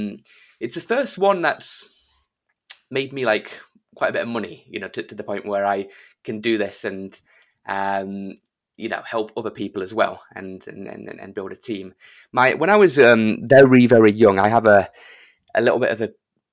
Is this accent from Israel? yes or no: no; United Kingdom; I'm British